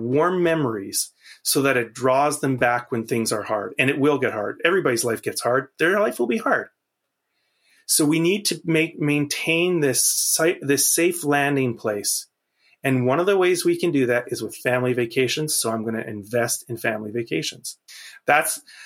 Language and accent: English; Canada; I'm a Canadian outsider